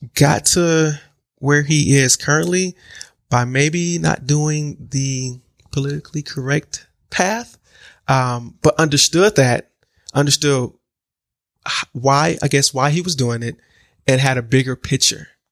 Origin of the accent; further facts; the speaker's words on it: Milwaukee, Wisconsin, United States; born and raised in Milwaukee, um, Milwaukee, Wisconsin